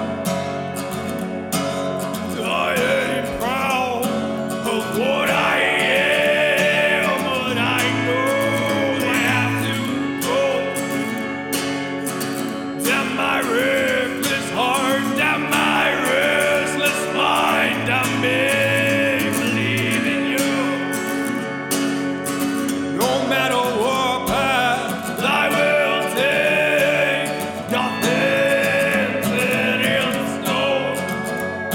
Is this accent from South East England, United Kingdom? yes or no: no; Birkenhead, North West England, United Kingdom; in my hometown of Birkenhead